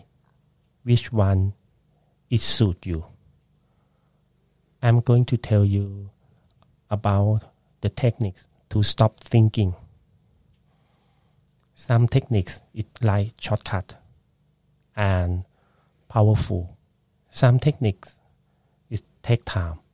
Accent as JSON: {"language": "English", "region": "Bangkok", "country": "Thailand", "tie": "born or raised there", "second_language": "English", "moved": "as an adult", "lives_now": "Brisbane, Australia", "said": "when I was a child in Bangkok, I was born in Bangkok"}